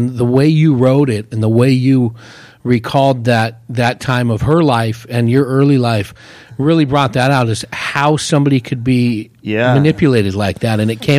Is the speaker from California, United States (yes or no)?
yes; San Francisco Bay Area, California, United States; moved away as an adult; also born or lived in Hayward, California; now in Prescott, United States; And I'm originally from the San Francisco Bay Area of a small town of 150,000.